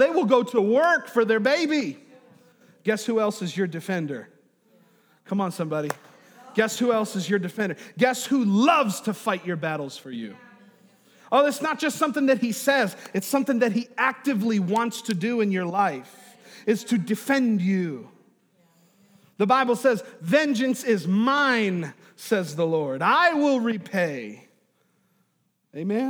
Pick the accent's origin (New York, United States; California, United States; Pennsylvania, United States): New York, United States; moved away; I'm from New York, is I went to school with a guy named Chris Saratori.